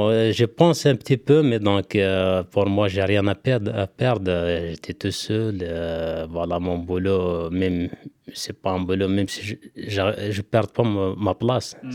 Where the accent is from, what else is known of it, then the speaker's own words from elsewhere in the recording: Algeria; une entreprise en France, euh, de chez nous en Algérie.